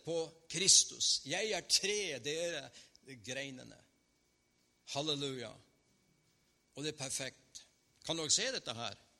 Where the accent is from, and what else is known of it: Northern Norway, Norway